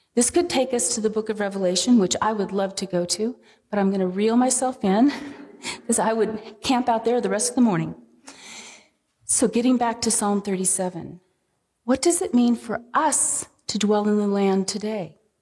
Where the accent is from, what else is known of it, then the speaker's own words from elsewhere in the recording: San Diego, California, United States; moved away; growing up in San Diego.